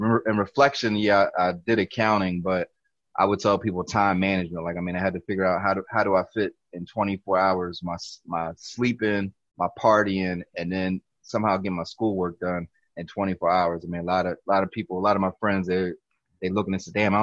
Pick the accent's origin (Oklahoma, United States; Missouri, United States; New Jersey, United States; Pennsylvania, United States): Pennsylvania, United States; Philadelphia; also born or lived in California / Lower Merion / Cheltenham; actually was born out in Cali. Probably came to Philly when I was like one or two